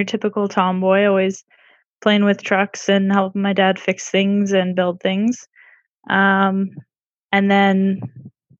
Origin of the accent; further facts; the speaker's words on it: Manitoba, Canada; I'm from Manitoba, Canada.